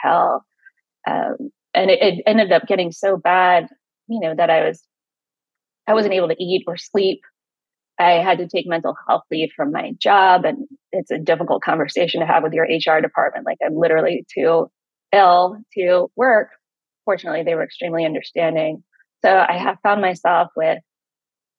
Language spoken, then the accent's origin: English; Richmond, Virginia, United States; I grew up in Richmond, Virginia